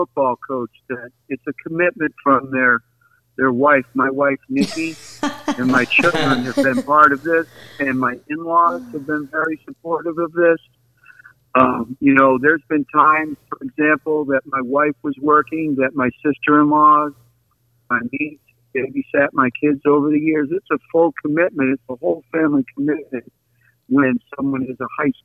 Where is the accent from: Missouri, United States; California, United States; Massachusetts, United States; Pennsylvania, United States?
Massachusetts, United States; outside of Boston; where I grew up outside of Boston